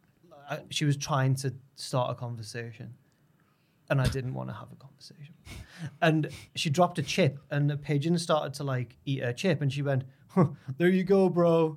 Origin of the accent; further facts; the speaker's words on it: Yorkshire and the Humber, United Kingdom; As a Yorkshireman